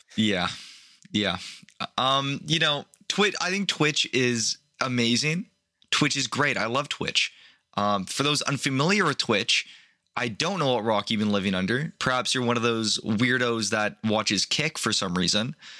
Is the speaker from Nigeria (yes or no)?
no; Canada; I'm Canadian